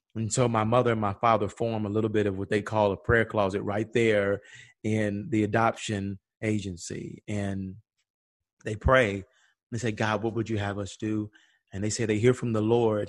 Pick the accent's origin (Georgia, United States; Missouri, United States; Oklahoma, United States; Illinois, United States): Georgia, United States; Atlanta; we grew up in Auburn